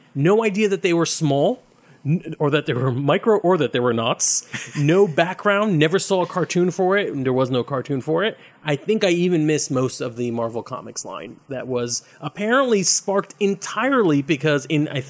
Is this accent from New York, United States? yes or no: yes; Brooklyn, New York, United States; I'm from Brooklyn.